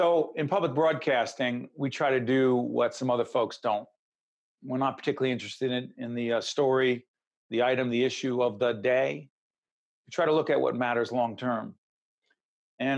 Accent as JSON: {"language": "English", "town": "Newark", "region": "New Jersey", "country": "United States", "tie": "born or raised there", "said": "Newark, New Jersey, my hometown, Brick City"}